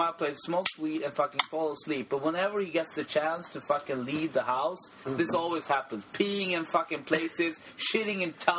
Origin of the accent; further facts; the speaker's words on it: Sweden; I lived in Sweden my entire life. What do you think? I'm Swedish, but apparently I'm not because I'm dark.